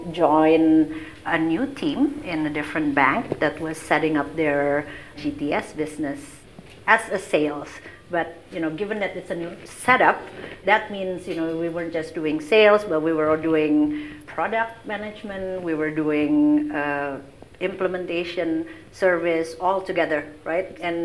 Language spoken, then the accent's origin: English; Indonesia; moved away; I'm from Indonesia, and I started my career back in Jakarta.